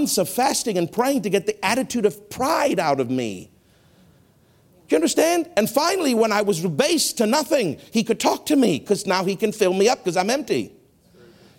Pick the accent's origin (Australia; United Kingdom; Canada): Canada; I've been trained as a Canadian to be very proper